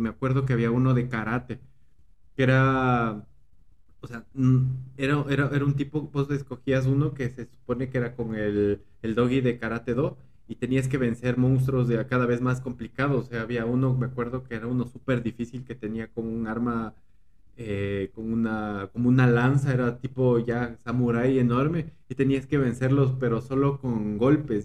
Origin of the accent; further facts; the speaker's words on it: Quito, Pichincha, Ecuador; now in State of Mexico, Mexico; Soy, soy, soy de Ecuador, soy de Ecuador, soy de Quito, Ecuador